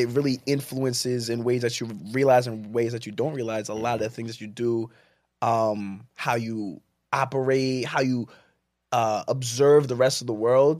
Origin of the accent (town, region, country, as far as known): Jersey City, New Jersey, United States; born or raised there; also born or lived in Plainfield, New Jersey